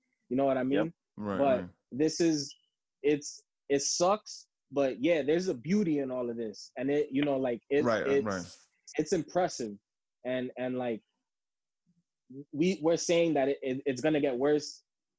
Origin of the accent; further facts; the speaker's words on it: Dominican Republic; now in United States; I was born in the Dominican Republic. I've been here since 1991.